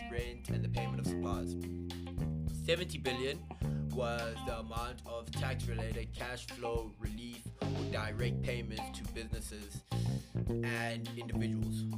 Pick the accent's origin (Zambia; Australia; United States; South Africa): South Africa